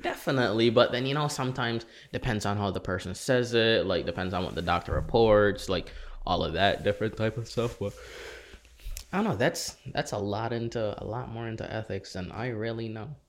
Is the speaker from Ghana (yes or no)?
no; St. Kitts & Nevis; also born or lived in Saint Croix, US Virgin Islands; now in United States; I'm from, born in, born in Saint Croix, raised in Saint Kitts.